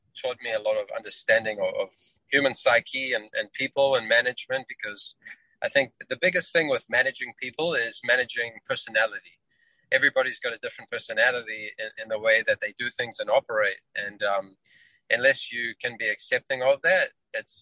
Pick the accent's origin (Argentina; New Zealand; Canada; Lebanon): New Zealand; moved away as an adult; also born or lived in Johannesburg, South Africa; now in United States; I'm originally from South Africa, Johannesburg, South Africa, where I was born. Grew up in New Zealand, where I spent a good third of my life, and then moved to the US